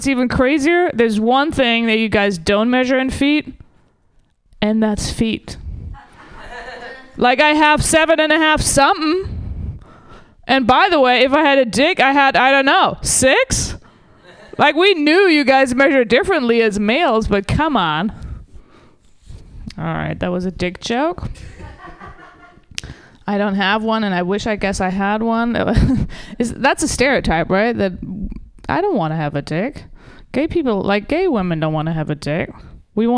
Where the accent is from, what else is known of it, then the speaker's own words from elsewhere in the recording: Germany; now in Los Angeles, United States; I'm originally from Germany